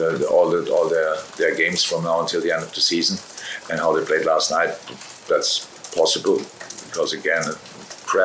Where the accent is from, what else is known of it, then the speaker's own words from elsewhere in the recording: Germany; moved away as an adult; now in United Kingdom; I'm from Germany